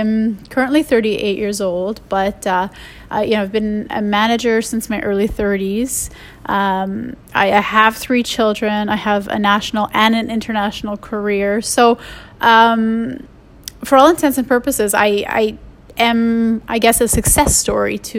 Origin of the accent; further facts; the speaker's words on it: Canada; I'm Canadian